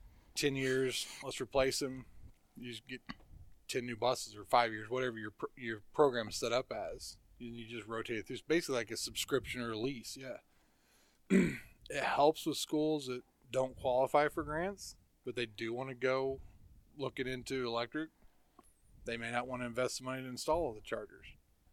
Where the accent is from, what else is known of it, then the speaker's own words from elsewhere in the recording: Midwest, United States; when I came from the Midwest